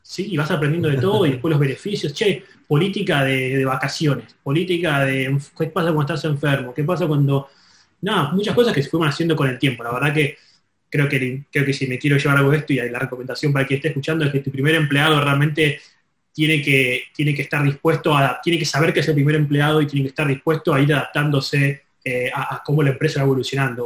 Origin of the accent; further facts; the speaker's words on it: Argentina; moved away; also born or lived in Los Angeles; somos una empresa en Los Ángeles, soy argentino